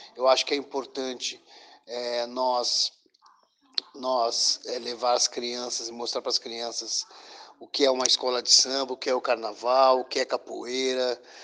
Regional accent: Pelotas, Rio Grande do Sul, Brazil; eu sou de Pelotas, que eu sou do Estado Grande do Sul.

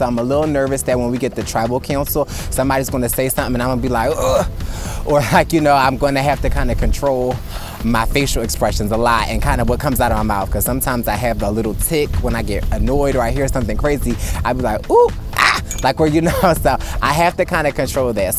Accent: Philadelphia, Pennsylvania, United States; I'm from Philadelphia, PA

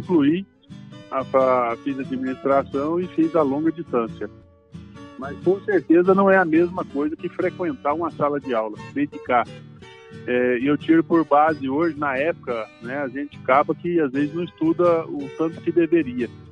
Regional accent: Rio Verde, Goiás, Brazil; Eu sou natural de Rio Verde. É, os meus pais e meus avós todos são de Rio Verde

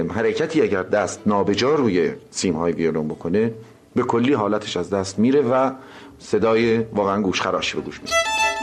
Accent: Tehran, Tehran Province, Iran; چهل سال قبل در تهران خیابان شاهباد به دنیا آمدم

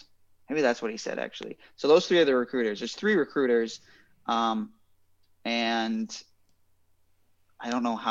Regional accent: Midwest, United States; moved away as an adult; also born or lived in Minnesota; now in Los Angeles, United States; I grew up in the Midwest

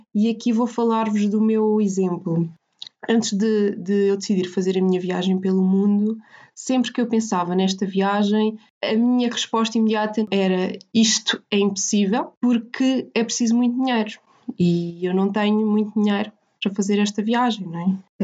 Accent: Portugal; nós portugueses

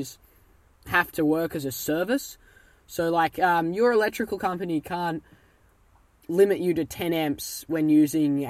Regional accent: Australia; I'm actually Australian, not British

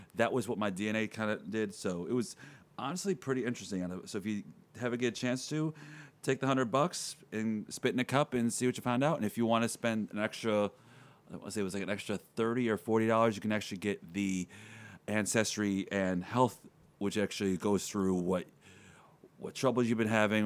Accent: Buffalo, New York, United States; we're just from Buffalo.

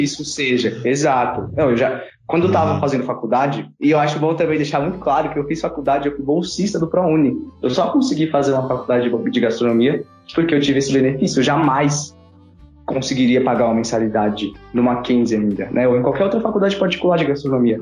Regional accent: São Paulo, Brazil; eu sou de Parelheiros, eu sou de Vargem Grande, extremo extremo sul, região ali de Parelheiros

